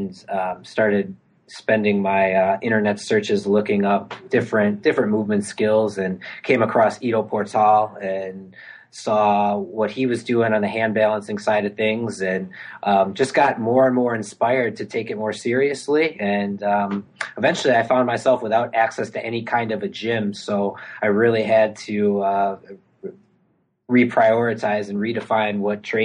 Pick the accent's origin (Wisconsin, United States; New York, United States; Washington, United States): Wisconsin, United States; Milwaukee; moved back home to my hometown, Milwaukee, Wisconsin